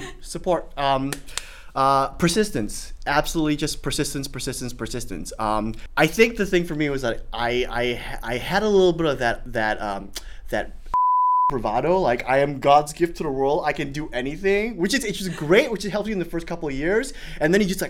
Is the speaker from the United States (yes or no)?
no; Singapore; accent: Singaporean; the first year of college, I was in school and I had my Singaporean accent.